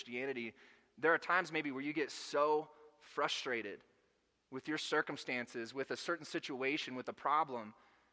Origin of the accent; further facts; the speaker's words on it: Arkansas, United States; moved away; I'm from Arkansas. We don't get a lot of snow there